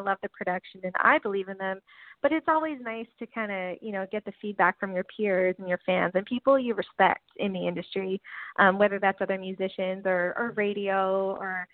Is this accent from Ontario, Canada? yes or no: no; Newfoundland and Labrador, Canada; now in Nashville, United States; I'm from Newfoundland